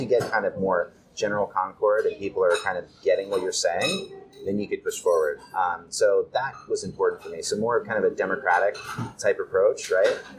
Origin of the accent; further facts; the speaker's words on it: United States; moved away as an adult; now in Japan; as an American